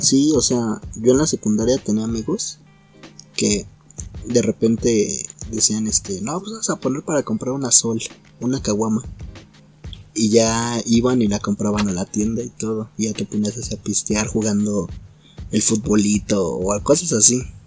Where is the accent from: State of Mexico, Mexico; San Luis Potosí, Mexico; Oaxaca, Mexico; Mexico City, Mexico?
State of Mexico, Mexico; Naucalpan; soy de Naucalpa